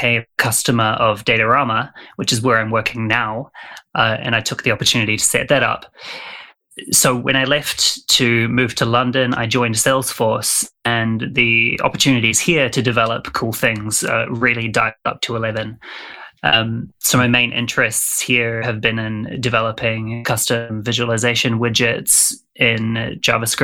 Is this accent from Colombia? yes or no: no; New Zealand; I'm from New Zealand, so apologies to any of your listeners who struggle with the accent